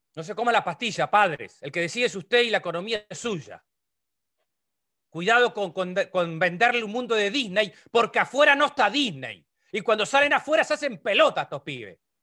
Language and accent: Spanish; Lascano, Rocha, Uruguay; Nosotros somos de Las Lascano, en Rocha